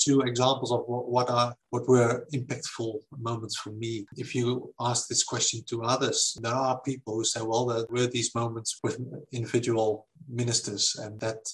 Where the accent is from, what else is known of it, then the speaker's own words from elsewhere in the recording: Netherlands; I was raised in the Netherlands in what you can call a simple Christian family